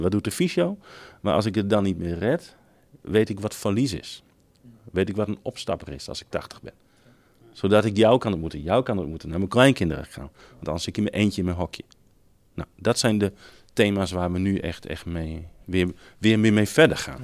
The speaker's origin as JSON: {"language": "Dutch", "region": "Friesland", "country": "Netherlands", "said": "als Friesen zeggen we"}